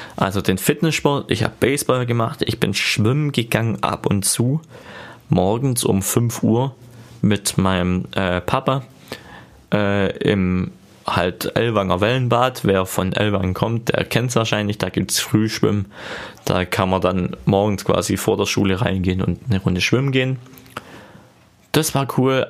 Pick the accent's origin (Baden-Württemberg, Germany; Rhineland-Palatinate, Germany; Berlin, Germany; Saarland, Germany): Baden-Württemberg, Germany; Ostalbkreis; accent: Swabian; ich komme aus dem Ortsteilkreis in Baden-Württemberg